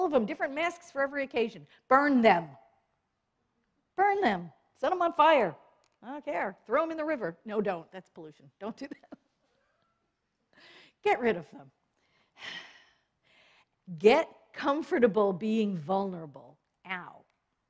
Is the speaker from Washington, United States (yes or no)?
no; New York, United States; I was born and raised in New York.